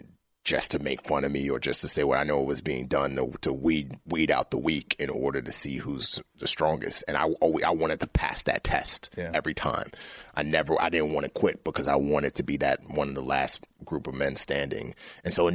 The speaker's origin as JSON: {"language": "English", "town": "New York City", "region": "New York", "country": "United States", "tie": "born or raised there", "also_born_or_lived": "Lagos, Nigeria", "said": "growing up in the Bronx"}